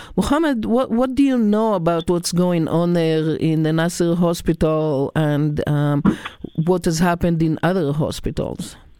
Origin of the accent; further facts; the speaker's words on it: Israel; now in United States; I, I was born and raised in Israel